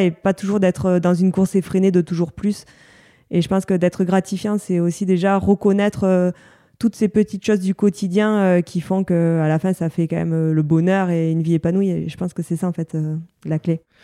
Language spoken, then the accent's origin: French; Bagnères-de-Luchon, Occitania, France; C'est la station de ski qui est au-dessus de ma ville natale, à, à Bagnères de Luchon